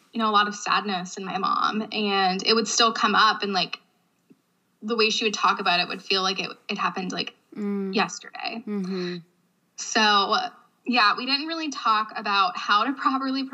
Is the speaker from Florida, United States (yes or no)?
no; Youngstown, Ohio, United States; moved away as an adult; I am from Northeast Ohio, a small suburb of Youngstown, Ohio